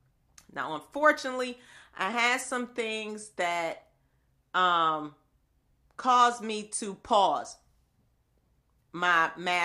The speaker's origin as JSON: {"language": "English", "town": "Buffalo", "region": "New York", "country": "United States", "tie": "born or raised there", "said": "I grew up in the inner city. I grew up in Buffalo, New York, the second largest city in New York State."}